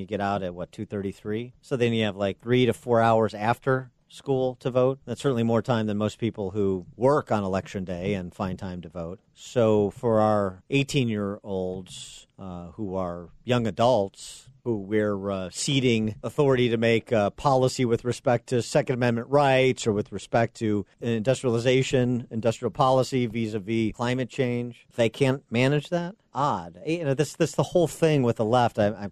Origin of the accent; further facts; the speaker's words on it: Illinois, United States; my home state of Illinois